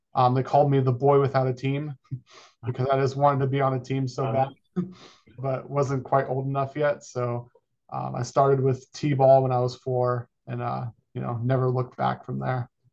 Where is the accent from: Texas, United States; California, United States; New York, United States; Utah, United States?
California, United States; Folsom; moved away as an adult; now in Arizona, United States; born and raised in Folsom, California